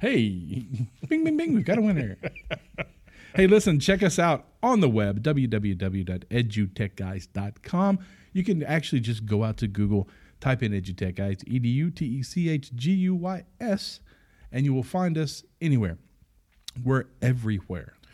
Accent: Arkansas, United States; we're from Arkansas

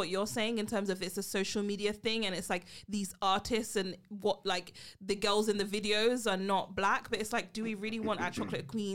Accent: London, United Kingdom; I'm here straight from London.

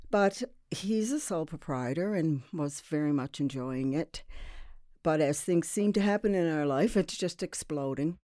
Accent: Sydney, Nova Scotia, Canada; now in Halifax, Canada; I'm from Sydney, uh, and to be even more precise, I'm from Whitney Pear.

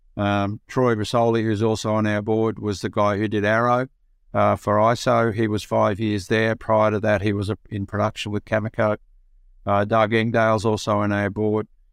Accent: Broken Hill, New South Wales, Australia; I'm a Broken Hill boy, so I was born in Broken Hill

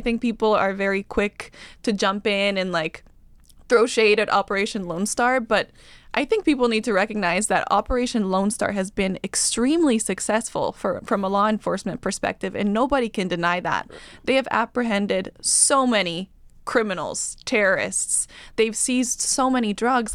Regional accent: Bolivia; also born or lived in California / Washington, D.C.; now in Austin, United States; I grew up in Bolivia

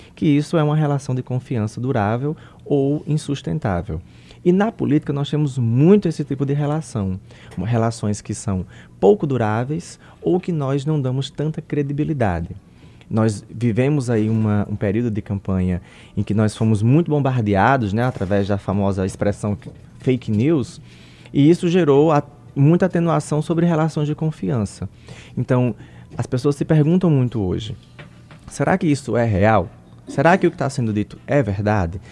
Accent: Paraíba, Brazil; eu sou paraibano

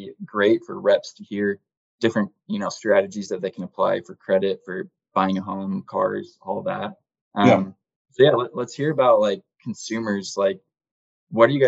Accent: Cedar City, Utah, United States; I grew up in Cedar City

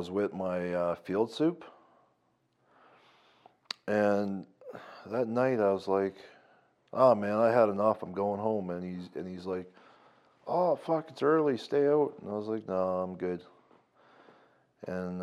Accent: Newfoundland and Labrador, Canada; moved away as an adult; also born or lived in Lloydminster; now in Calgary, Canada; I'm from Newfoundland. I came here when I was 19

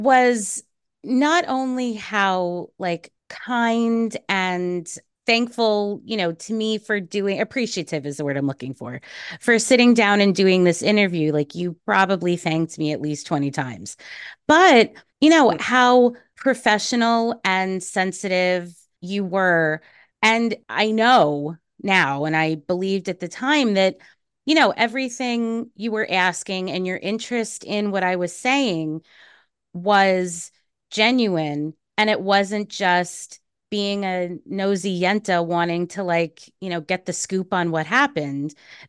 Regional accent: New York City, New York, United States; Fresh Meadows. My mom is from Far Rockaway. My dad is from Long Island.

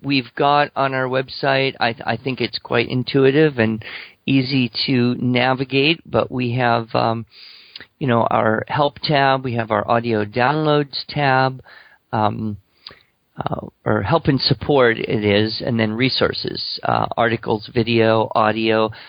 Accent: Alabama, United States; I come from Alabama

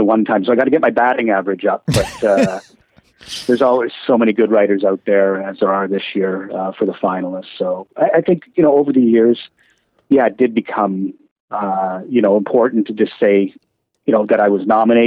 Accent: London, Ontario, Canada; I was born in London, Ontario, so my first horse racing experience was at Western Fair

